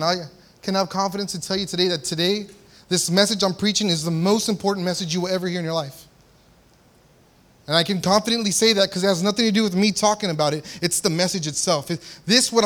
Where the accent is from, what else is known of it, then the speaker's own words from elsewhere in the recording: San Antonio, Texas, United States; I grew up in South Texas, San Antonio, Texas.